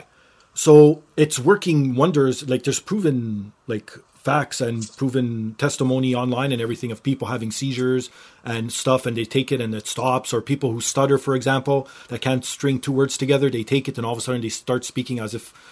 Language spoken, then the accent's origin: English; Canada; I'm Canadian